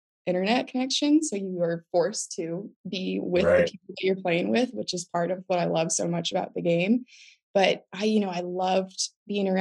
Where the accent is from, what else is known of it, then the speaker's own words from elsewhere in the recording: Southern California, United States; now in Austin, United States; I am in Austin, Texas. But I was born and raised in Southern California